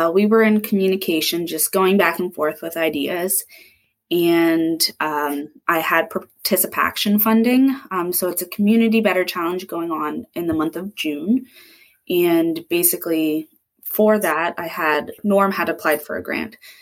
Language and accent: English; Dartmouth, Nova Scotia, Canada; moved away as an adult; also born or lived in Berwick / Queens; I'm from Dartmouth